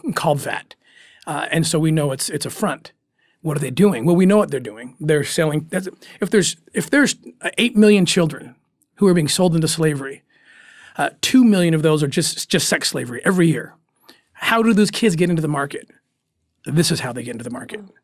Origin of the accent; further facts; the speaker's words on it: United States; being an American